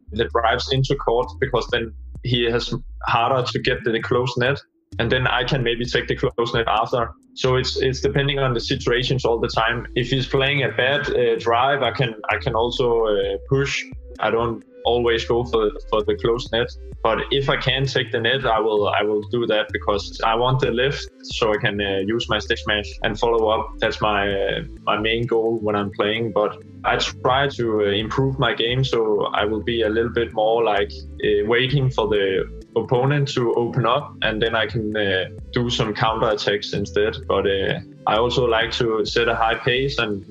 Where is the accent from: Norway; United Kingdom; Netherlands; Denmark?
Denmark; Dianalund, Zealand; also born or lived in Slagelse / Skelskør / Greve / Gentofte; I started in my hometown, Dianalund, which is a small town.